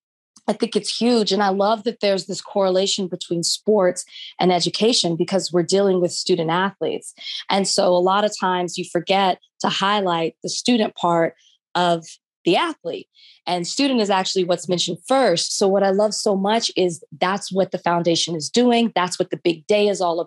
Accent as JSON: {"language": "English", "town": "Dallas", "region": "Texas", "country": "United States", "moved": "as an adult", "lives_now": "Los Angeles, United States", "said": "I am from Dallas"}